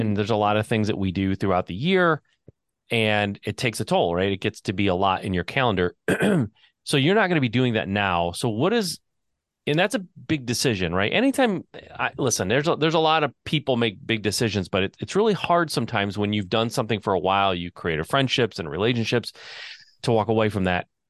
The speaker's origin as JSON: {"language": "English", "region": "Southeast Michigan", "country": "United States", "tie": "born or raised there", "said": "Growing up in Michigan, Southeast Michigan"}